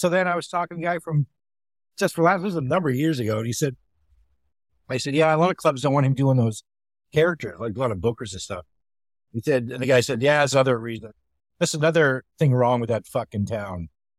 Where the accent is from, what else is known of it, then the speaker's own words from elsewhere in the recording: Canada; now in Seattle, United States; I said, well, I'm Canadian.